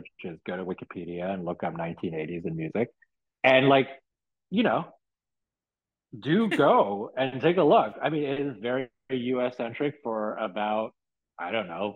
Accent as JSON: {"language": "English", "country": "Hong Kong", "tie": "born or raised there", "moved": "yes", "said": "growing up in Hong Kong in the 80s"}